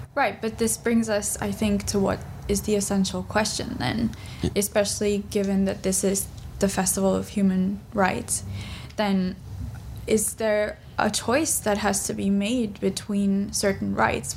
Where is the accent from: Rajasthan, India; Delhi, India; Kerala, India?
Delhi, India; I'm from Delhi